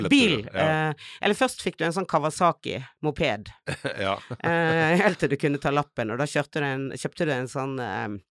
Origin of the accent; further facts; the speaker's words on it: Bergen, Vestland, Norway; now in Oslo, Norway; jeg er fra Fana. Ah, utenfor ah, oh, Bergen. Nei, men det er viktig å presisere at jeg vokste opp i en bygd.